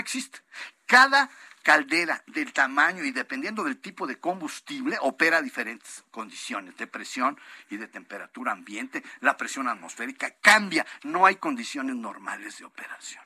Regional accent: La Piedad, Michoacán, Mexico; soy de la Piedad Michoacán

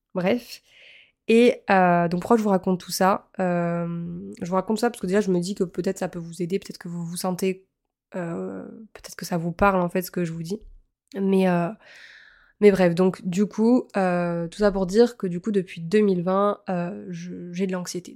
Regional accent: Montpellier, Occitania, France; moved away as an adult; also born or lived in Lille; à la base, je suis originaire de Montpellier

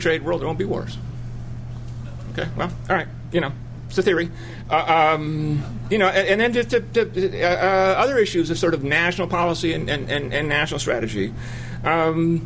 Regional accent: Chicago, Illinois, United States; I grew up in Chicago

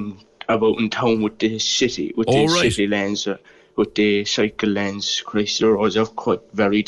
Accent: West Cork, Munster, Ireland; I'm from West Cork

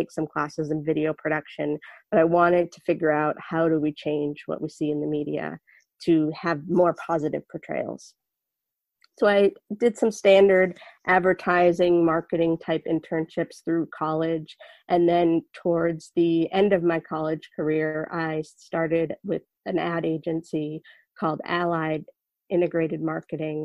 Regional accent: Boston, Massachusetts, United States; I was born in Boston, Massachusetts to two average height parents

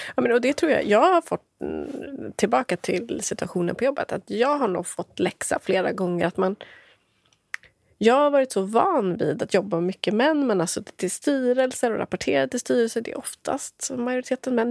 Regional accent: Motala, Östergötland, Sweden; moved away as an adult; also born or lived in Stockholm; Jag bodde i Motala där jag är uppvuxen

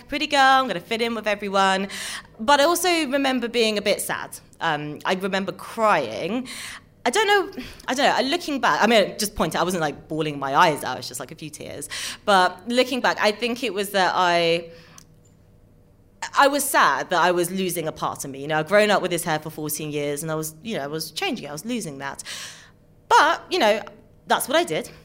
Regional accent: London, United Kingdom; I'm a mixed race girl born and bred in London

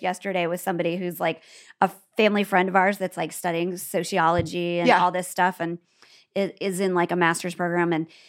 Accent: Midwest, United States; Well, we have a lot of words that other people, you can see them go like, because we're from the Midwest.

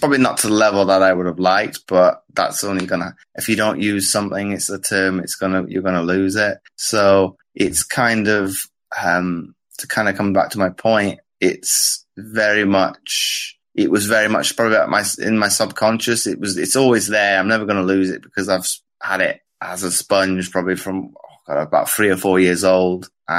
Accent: Belgium; Well, I grew up in Belgium and out there for about 19 years.

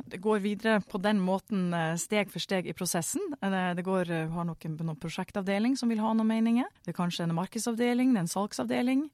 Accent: Northern Norway, Norway; jeg er en entusiastisk nordlending

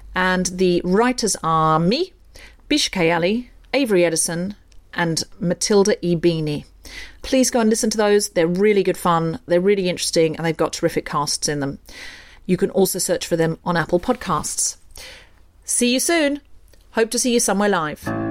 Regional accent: Australia; now in London, United Kingdom; I'm from Australia, my whole childhood was basically praying in the bush.

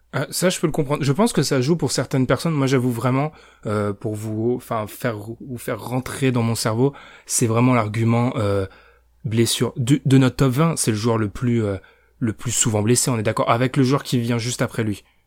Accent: France; je suis français

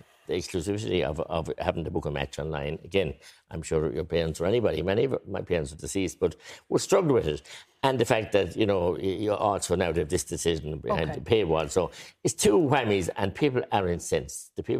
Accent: Tipperary, Munster, Ireland; I'm from Tipperary

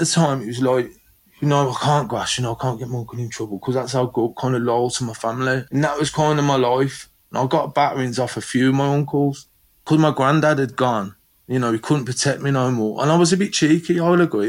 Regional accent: London, United Kingdom; growing up in London with my mum and her partner at the time.

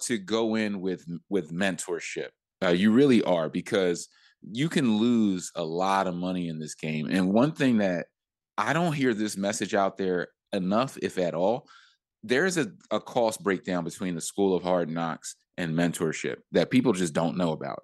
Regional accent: Philadelphia, Pennsylvania, United States; moved away; also born or lived in New York; I'm from Philly and I have a lot of resources there

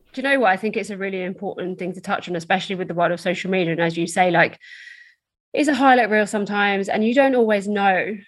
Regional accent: Essex, East of England, United Kingdom; So I'm from Essex in the UK, which is just outside London

